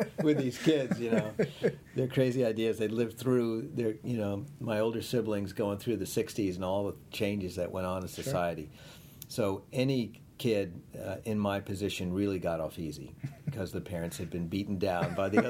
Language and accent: English; Long Island, New York, United States; I am from Long Island, too